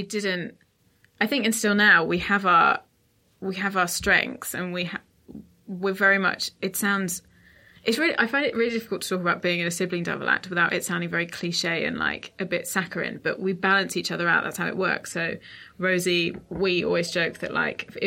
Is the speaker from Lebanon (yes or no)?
no; Portsmouth, South East England, United Kingdom; we're from Portsmouth